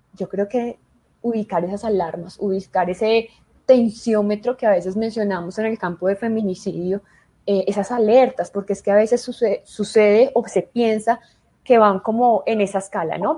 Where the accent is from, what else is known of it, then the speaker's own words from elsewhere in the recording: Colombia; en mi país, en Colombia